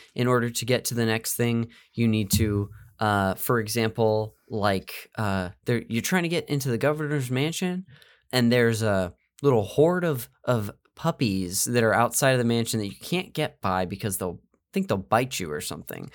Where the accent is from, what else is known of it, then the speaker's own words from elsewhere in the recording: Central Valley, California, United States; I'm from the Central Valley up north